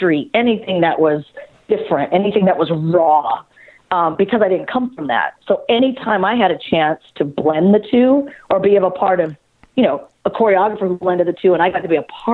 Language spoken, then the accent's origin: English; an hour outside of Los Angeles, California, United States; I grew up an hour outside of Los Angeles where there's nothing but desert that separates you